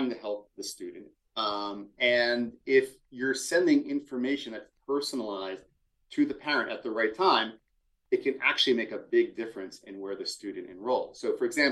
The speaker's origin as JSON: {"language": "English", "town": "Philadelphia", "region": "Pennsylvania", "country": "United States", "said": "I'm from Philadelphia."}